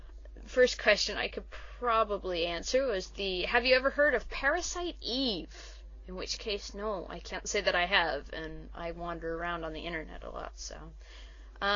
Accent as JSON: {"language": "English", "region": "Kentucky", "country": "United States", "said": "Well, considering I came from Kentucky, that's considerable, so I'd say about 10."}